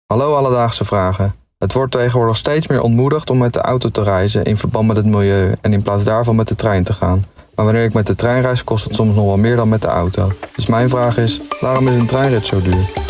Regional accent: Netherlands; als typische Nederlanders

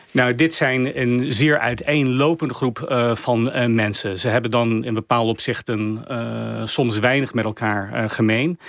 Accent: United States; wij als Amerikanen

